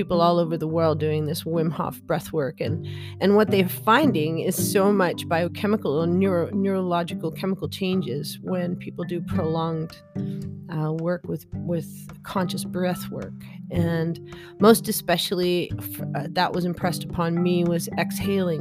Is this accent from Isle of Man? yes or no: no; Canada; I'm Canadian, I'm an adult